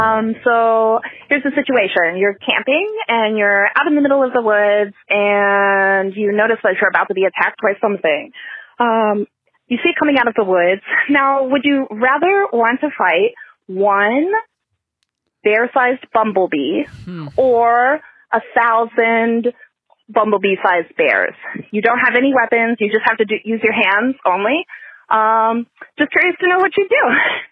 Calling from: Milwaukee, Wisconsin, United States; I'm calling from Milwaukee, Wisconsin.

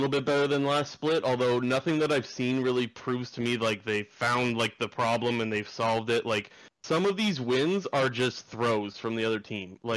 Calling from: Sarnia, Ontario, Canada; I'm calling from Sarnia, Ontario.

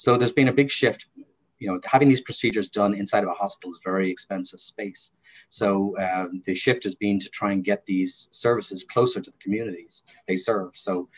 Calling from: Havertown, Pennsylvania, United States; I'm located in Havertown, Pennsylvania, but my offices are downtown Philadelphia.

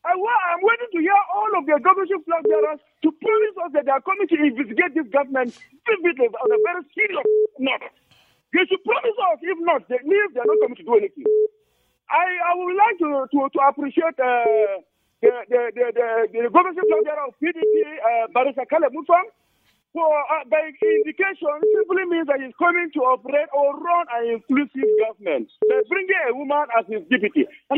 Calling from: Angwan Rukuba, Plateau, Nigeria; I'm calling from Angwarukuba this evening.

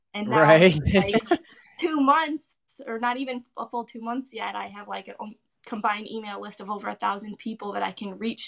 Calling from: Michigan, United States; From Michigan.

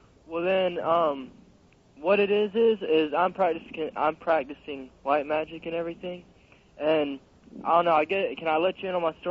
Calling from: Jacksonville, Florida, United States; I'm calling from Jacksonville in Florida.

